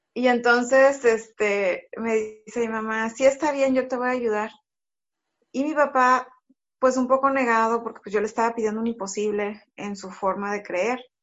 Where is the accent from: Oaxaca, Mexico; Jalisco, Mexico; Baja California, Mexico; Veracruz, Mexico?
Veracruz, Mexico; Tantoyuca; also born or lived in Monterrey, Mexico; Yo crecí acá en Tantoyuca